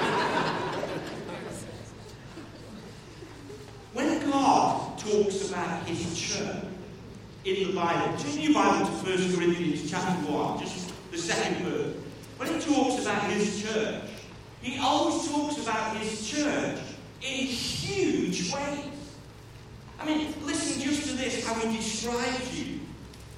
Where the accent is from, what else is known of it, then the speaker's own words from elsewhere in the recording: Stoke-on-Trent, West Midlands, United Kingdom; I grew up there